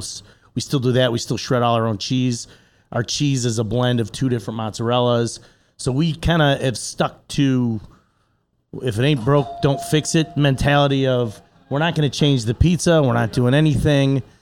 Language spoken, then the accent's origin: English; Orland Park, Illinois, United States; I grew up in Orland Park